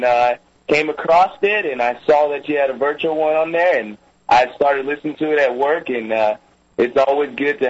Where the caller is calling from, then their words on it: Charlotte, North Carolina, United States; I'm calling from Charlotte, North Carolina.